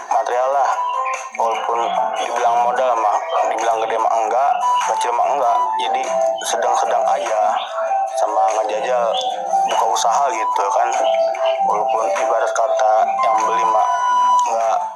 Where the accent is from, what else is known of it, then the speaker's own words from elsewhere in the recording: Tangerang, Banten, Indonesia; Saya asal dari Tangerang